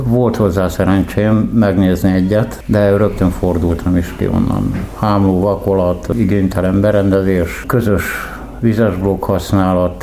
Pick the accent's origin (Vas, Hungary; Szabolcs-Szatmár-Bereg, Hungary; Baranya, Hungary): Baranya, Hungary; Pécs; moved away as an adult; now in Budapest, Hungary; Születésileg nem, de 25 éve élek Budapesten. Amúgy Pécsi vagyok